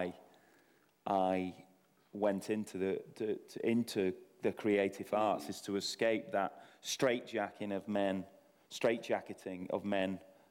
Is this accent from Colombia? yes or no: no; Salford, North West England, United Kingdom; I'm from Salford